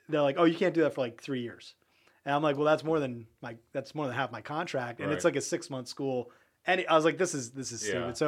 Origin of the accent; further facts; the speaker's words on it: Harrisburg, Pennsylvania, United States; now in Florida, United States; I'm from Harrisburg, Pennsylvania